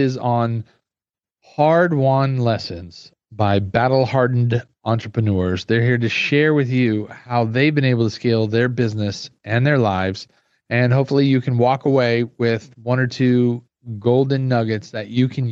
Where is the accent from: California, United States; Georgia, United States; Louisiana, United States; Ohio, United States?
California, United States; Glendale; I grew up, I did elementary and middle school in Glendale, California.